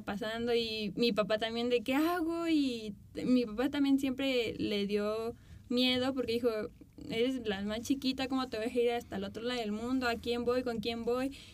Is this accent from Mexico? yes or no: yes; Morelia, Michoacán, Mexico; also born or lived in Mexico City; yo crecí aquí en Morelia en el modelaje